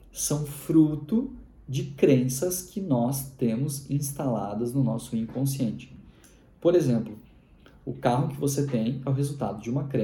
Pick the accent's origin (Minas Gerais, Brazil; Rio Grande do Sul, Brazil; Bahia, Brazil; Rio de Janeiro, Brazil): Rio Grande do Sul, Brazil; Isso é um prato bem típico dos gaúchos. Eu sou gaúcho.